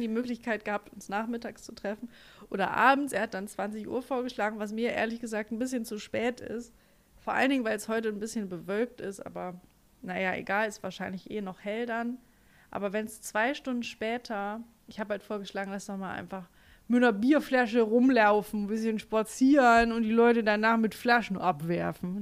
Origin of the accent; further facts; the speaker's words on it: Germany; accent: German accent in English; Ich habe auch einen ganz schlimmen englischen Akzent, äh, deutschen, englischen